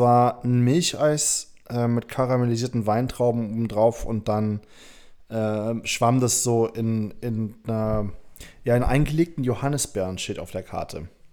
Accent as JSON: {"language": "German", "region": "Hamburg", "country": "Germany", "said": "ich komme aus Hamburg"}